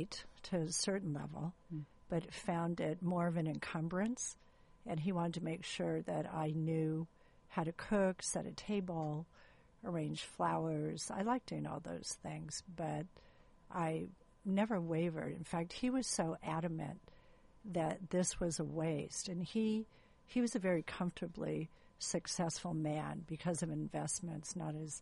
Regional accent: San Gabriel Valley, California, United States; moved away as an adult; now in Orange County, United States; I was raised in the San Gabriel Valley, went to USC straight through

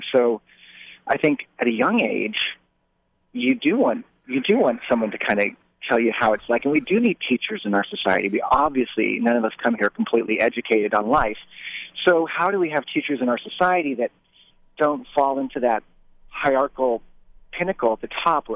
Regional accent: Orange County, California, United States; And I was raised in Orange County.

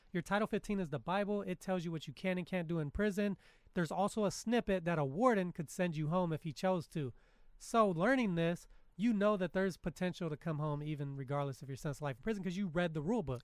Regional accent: California, United States; as a Californian and a child

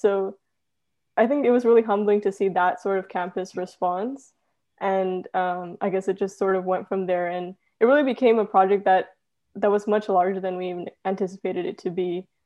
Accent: Cerritos, California, United States; I'm actually from Cerritos, California

